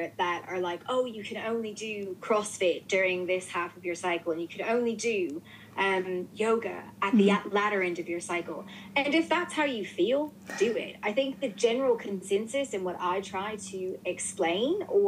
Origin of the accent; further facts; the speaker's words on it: New Orleans, Louisiana, United States; moved away as an adult; now in United Kingdom; I'm from New Orleans. So, like, my grandmother raised me